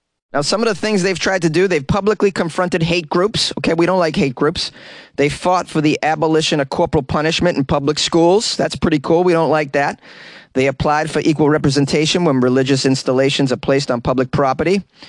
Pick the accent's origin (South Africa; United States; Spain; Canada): United States; Boston, Massachusetts; accent: Boston; It's a story out of my hometown. Let's swing with a little Boston accent here and there.